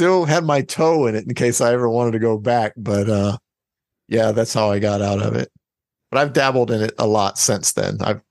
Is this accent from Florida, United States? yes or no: yes; Florida, United States; born there; also born or lived in Spain / Hawaii; I was born in Florida, went to Spain immediately. Well, went to Hawaii for about 6 months and then we went to Spain.